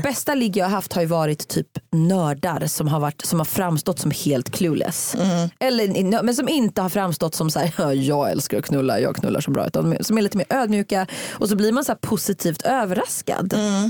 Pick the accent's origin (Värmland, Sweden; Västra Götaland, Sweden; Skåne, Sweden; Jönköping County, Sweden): Västra Götaland, Sweden; Uddevalla; min kompis Maria som bodde i radhusområdet i Uddevalla där jag växte upp